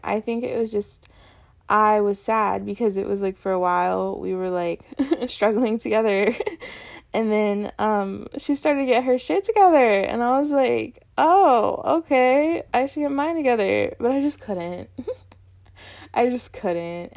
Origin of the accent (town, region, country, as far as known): North Dakota, United States; born or raised there